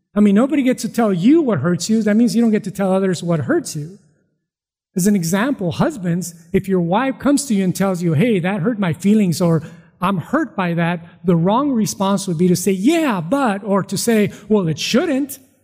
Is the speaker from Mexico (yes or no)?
yes; Mexico; now in California, United States; I was born in Mexico.